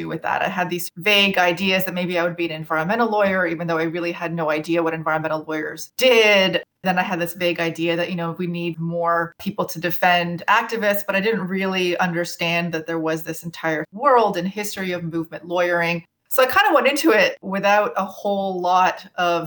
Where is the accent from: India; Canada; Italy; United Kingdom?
Canada; Toronto, Ontario; also born or lived in former Yugoslavia / Vancouver, Canada; I grew up in Toronto, although I'm from the former Yugoslavia.